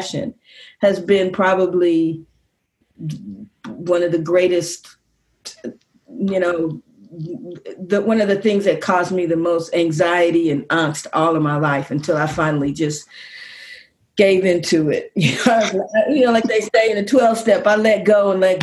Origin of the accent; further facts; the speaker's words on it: Kansas City, Missouri, United States; moved away as an adult; also born or lived in Ohio / Venezuela; I was actually born in Ohio, but at 3 years old, we moved back to Kansas City, which is where my mother grew up